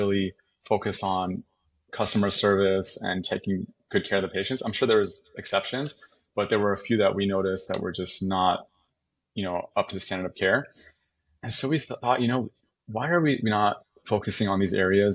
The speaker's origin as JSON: {"language": "English", "region": "California", "country": "United States", "also_born_or_lived": "Austin, Texas / San Antonio, Texas", "moved": "as an adult", "said": "I'm from California originally, so the plan was always to go back to Cali"}